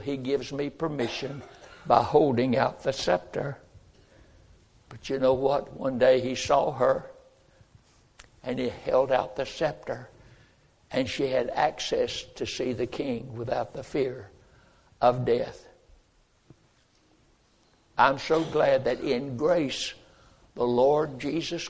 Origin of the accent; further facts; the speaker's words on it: North Carolina, United States; born in North Carolina